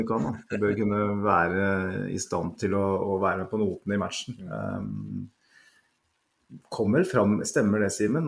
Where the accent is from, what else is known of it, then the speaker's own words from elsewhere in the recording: Norway; Jeg er norsk